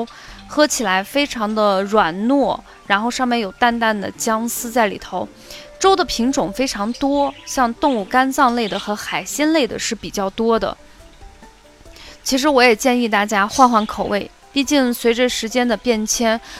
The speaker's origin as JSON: {"language": "Chinese", "region": "Qinghai", "country": "China", "tie": "born or raised there", "also_born_or_lived": "Xi'an, Shaanxi (family hometown)", "moved": "yes", "said": "那时候我们还住在青海，妈妈去西安，就是回到我们的老家去旅游一周。"}